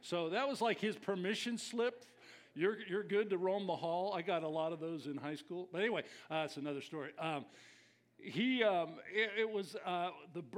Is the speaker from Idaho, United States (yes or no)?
no; California, United States; I came from Southern Cal, so we didn't know formal down there.